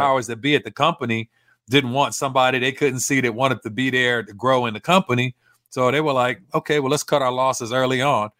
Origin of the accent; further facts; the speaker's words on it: Los Angeles, California, United States; growing up in South Central L